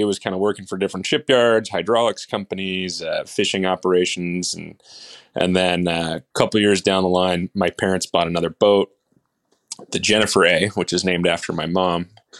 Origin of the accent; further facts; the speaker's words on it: Seattle, Washington, United States; I'm from Seattle, Washington. Bree and I live just north of Seattle in a town called Edmonds